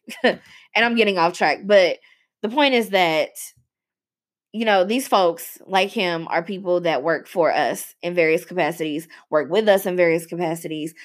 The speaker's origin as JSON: {"language": "English", "town": "Louisville", "region": "Kentucky", "country": "United States", "tie": "born or raised there", "said": "this place, Louisville, Kentucky, has a very extensive and complicated racial history, um, and continues to. And watching this doctor in my hometown"}